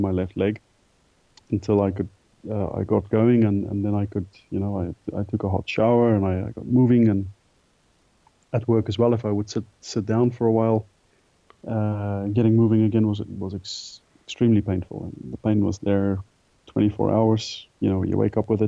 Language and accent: English; South Africa; moved away as an adult; also born or lived in England; growing up in South Africa, having done a lot of sport throughout school.